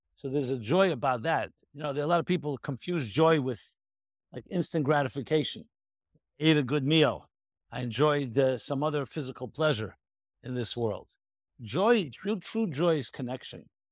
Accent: New York City, New York, United States; I was born in nineteen fifty-six in the Crown Heights, U S A, in Brooklyn, New York

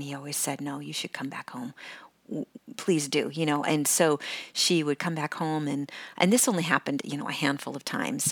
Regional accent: California, United States; moved away as an adult; also born or lived in Washington State; I, I was born in Washington State, Um, but I grew up pretty much in California

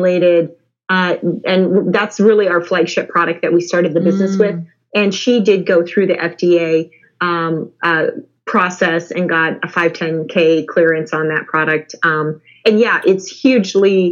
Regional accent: Midwest, United States; I'm from the Midwest

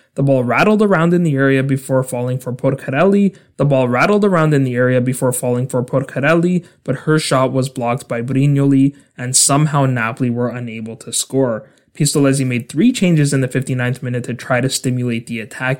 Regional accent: Canada; my home country of Canada

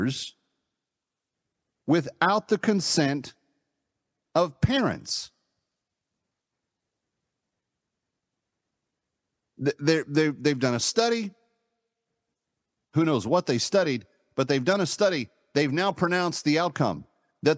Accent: Springfield, Missouri, United States; now in New York, United States; that's my birthplace.

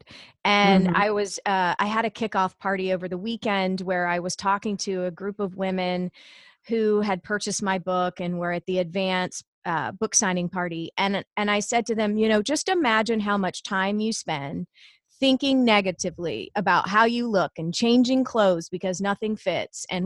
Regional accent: Savannah, Georgia, United States; now in Indiana, United States; I grew up in Savannah, Georgia. I live in the Midwest now. I live in Indiana and have been here about 20 years.

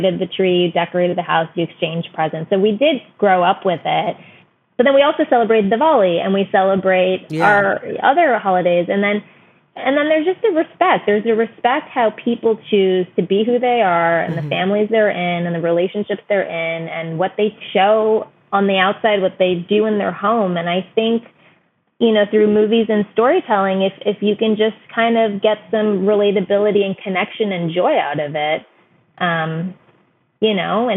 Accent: United States; my parents came from India in 1969. I was born and raised here, but I've spent every year of my life in India for 3 to 4 months. And, but at the same way, like we were raised in America

